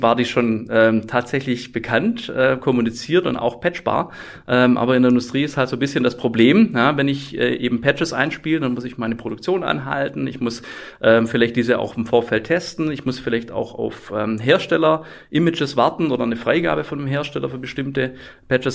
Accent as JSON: {"language": "German", "region": "Swabia", "country": "Germany", "said": "ich komme aus dem Schwabenländle"}